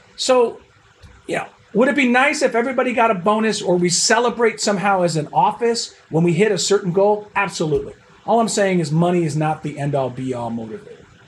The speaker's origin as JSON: {"language": "English", "town": "Buffalo", "region": "New York", "country": "United States", "moved": "yes", "said": "I'm originally from Buffalo, New York, so I'm a Bills fan"}